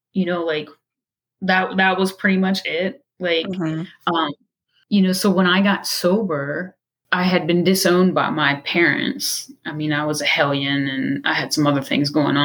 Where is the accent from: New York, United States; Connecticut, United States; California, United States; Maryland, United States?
Maryland, United States; Baltimore; I'm from Baltimore, Maryland.